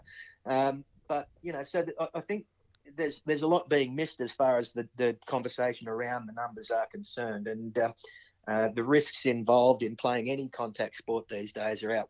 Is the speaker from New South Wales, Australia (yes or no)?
yes; Cowra, New South Wales, Australia; when we were growing up in Cowra, it was cricket in the summer, footy in the winter